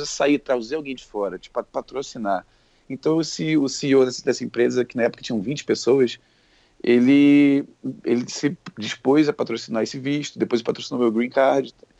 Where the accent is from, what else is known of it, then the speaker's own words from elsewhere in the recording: Rio de Janeiro, Brazil; moved away as an adult; now in San Francisco, United States; eu morei minha vida inteira no Rio. Saí de lá já com trinta e um